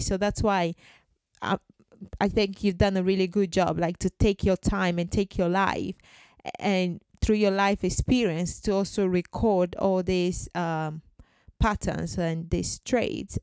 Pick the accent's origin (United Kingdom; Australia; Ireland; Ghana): Ghana; I'm from Ghana.